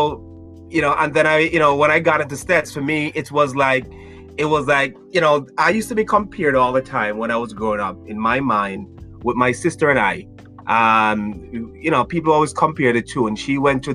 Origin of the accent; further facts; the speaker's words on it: Brucefield, Saint Elizabeth, Jamaica; moved away as an adult; now in United States; I'm from a place called Brucefield